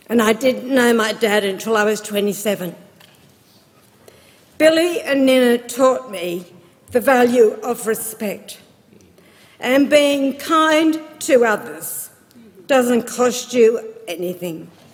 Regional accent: Whitton, New South Wales, Australia; I grew up in Witten, down in the Riverina, a small country town. I was raised by Billy and Nina. They were my great aunt and uncle.

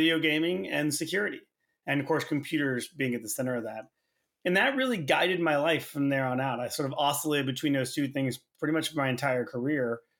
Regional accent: Tulsa, Oklahoma, United States; Yeah, so I grew up in Oklahoma. Turns out not a ton to do there. Grew up in Tulsa

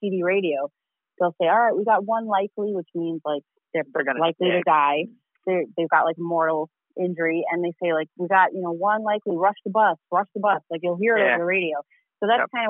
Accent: New York City, New York, United States; accent: New York; I am from Elmhurst, but Elmhurst in Queens

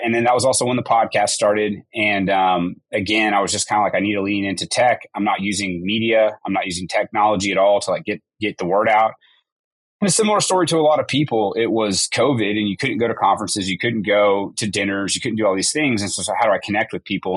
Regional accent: Tulsa, Oklahoma, United States; also born or lived in Edmond, Oklahoma; grew up in Oklahoma my whole life. I was born in the Tulsa area and uh, moved to Oklahoma City area about ninth grade

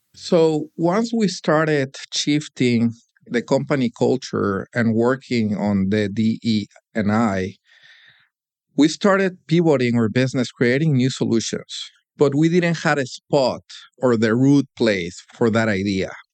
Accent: Monterrey, Nuevo León, Mexico; moved away as an adult; now in Detroit, United States; hometown, Monterrey, Mexico, where I spent most of my early life

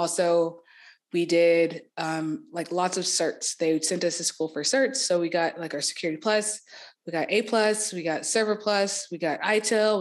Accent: Marietta, Georgia, United States; moved away; I'm from Marietta, Georgia, which is like a small suburb of Atlanta.

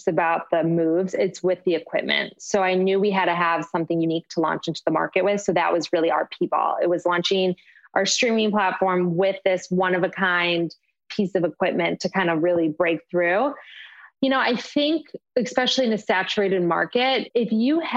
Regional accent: Michigan, United States; moved away; where I grew up in Michigan

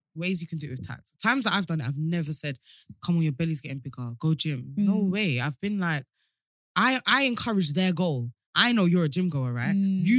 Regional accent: England, United Kingdom; but I live in Europe, but I'm not going to say which country in case you can clock that I'm from England.

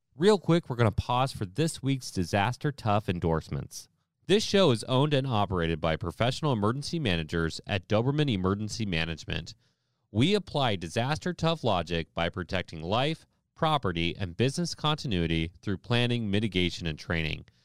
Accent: Ohio, United States; I'm from Ohio

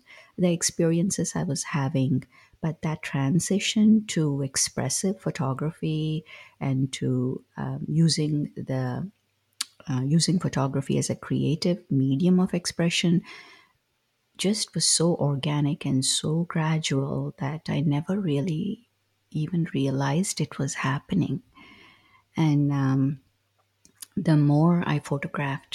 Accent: South India, India; As a child, growing up in South India

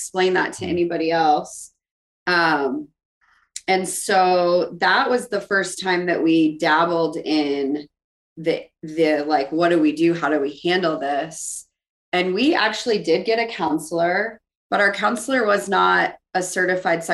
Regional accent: South Dakota, United States; moved away; I grew up in here in the Midwest in South Dakota, in a pretty stereotypical Catholic home

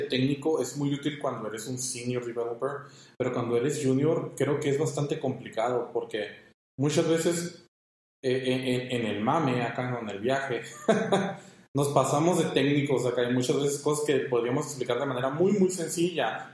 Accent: Mexico; como mexicanos

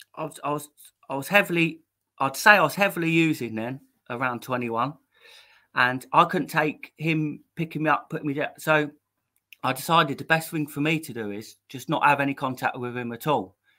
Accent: Maidstone, South East England, United Kingdom; I'm, from Maidstone in Kent. Um, yeah. I was born in Maidstone Hospital, 19th October 1984

